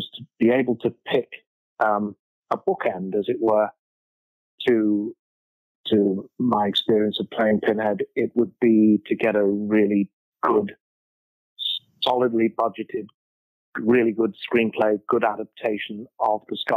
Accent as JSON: {"language": "English", "town": "Liverpool", "region": "North West England", "country": "United Kingdom", "tie": "born or raised there", "said": "Bill Shankly was the manager of my football club when I was growing up in Liverpool."}